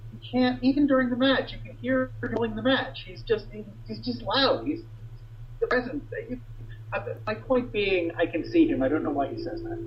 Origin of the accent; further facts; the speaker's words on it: New York, United States; I was born and bred as a New Yorker, lived there my whole life